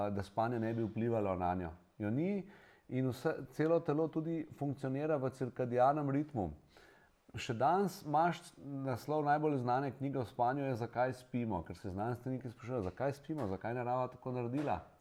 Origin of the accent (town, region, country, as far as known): Slovenia